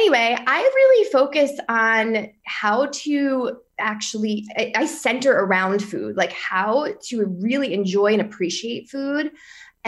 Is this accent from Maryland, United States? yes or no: no; near the Philadelphia area, New Jersey, United States; now in Roslyn, New York, United States; I'm in Roslyn, New York, and Long Island, but I'm not from here, for the record. I'm from New Jersey also, but near the Philadelphia area.